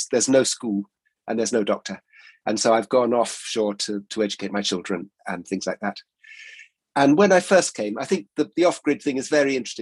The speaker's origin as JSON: {"language": "English", "area": "Exmoor", "region": "South West England", "country": "United Kingdom", "tie": "born or raised there", "also_born_or_lived": "Isle of Mull, Scotland", "moved": "as an adult", "lives_now": "Hebrides, United Kingdom", "said": "I grew up on Exmoor, which is actually quite a remote and lovely place."}